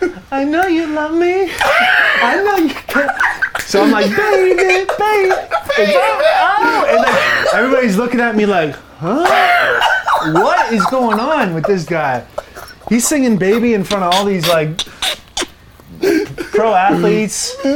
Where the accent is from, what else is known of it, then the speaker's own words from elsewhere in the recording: Ontario, Canada; And I grew up less than an hour from where he grew up.